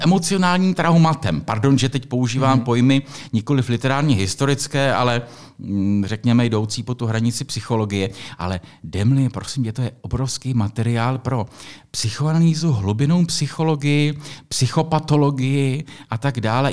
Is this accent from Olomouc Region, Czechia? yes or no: no; Písek, South Bohemian Region, Czechia; já jsem vyrůstal v Písku